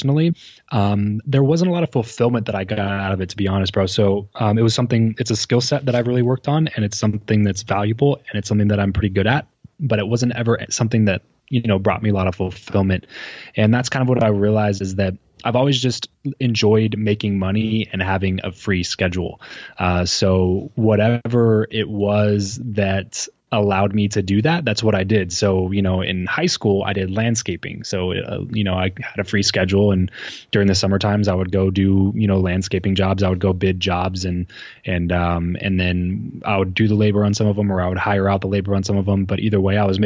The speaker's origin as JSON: {"language": "English", "region": "Southern California", "country": "United States", "tie": "born or raised there", "said": "So I am from Southern California, grew up, born and raised here."}